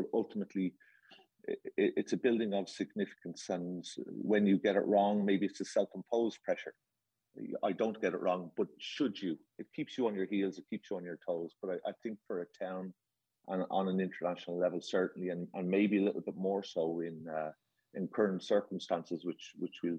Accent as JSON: {"language": "English", "country": "Ireland", "accent": "Irish", "said": "I come from that part of that little island off the coast of England"}